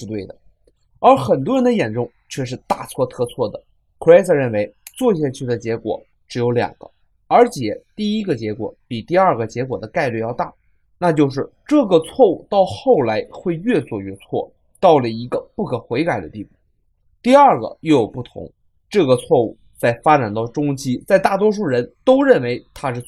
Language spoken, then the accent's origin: Chinese; China; 我们中国人